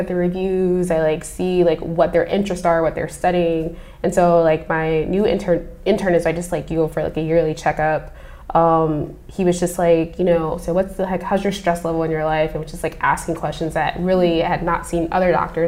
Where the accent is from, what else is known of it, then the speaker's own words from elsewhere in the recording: Midwest, United States; I'm from the Midwest